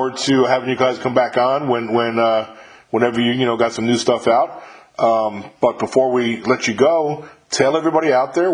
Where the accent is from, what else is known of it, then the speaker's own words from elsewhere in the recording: Mahopac, New York, United States; moved away as an adult; I'm from upstate New York. I'm from Mayapack, New York